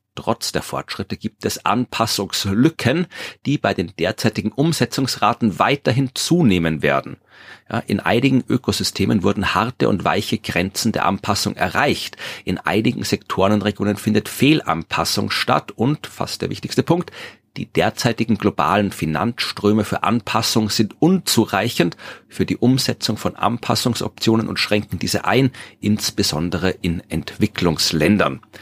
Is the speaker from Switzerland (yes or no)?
no; Austria; Hier bei uns in Österreich